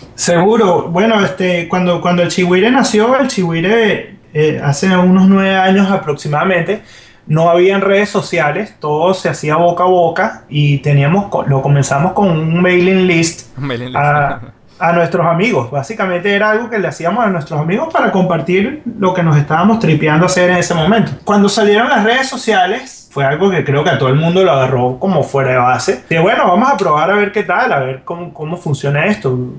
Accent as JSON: {"language": "Spanish", "country": "Venezuela", "moved": "as an adult", "lives_now": "Miami, United States", "said": "Como venezolano, y como comunicador, como comunicador social"}